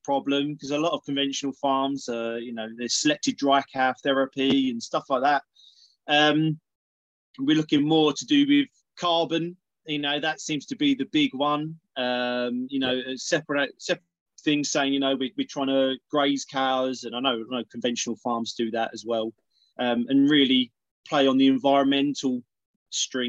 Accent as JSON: {"language": "English", "town": "East Tilbury", "region": "East of England", "country": "United Kingdom", "tie": "born or raised there", "also_born_or_lived": "Southend-on-Sea", "said": "I primarily spent a lot of time in a little town called East Tilbury"}